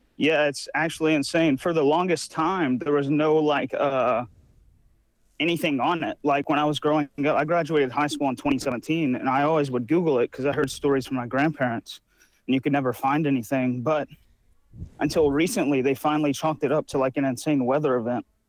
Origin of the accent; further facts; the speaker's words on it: Kopperl, Texas, United States; my hometown where I'm from is called, uh, Copperell, Texas